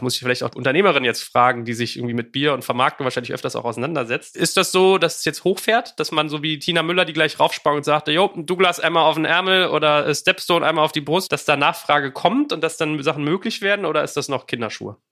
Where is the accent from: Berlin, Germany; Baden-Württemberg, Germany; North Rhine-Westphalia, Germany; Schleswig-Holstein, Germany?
Berlin, Germany; wir kommen ja aus dem gleichen kleinen Dorf namens Berlin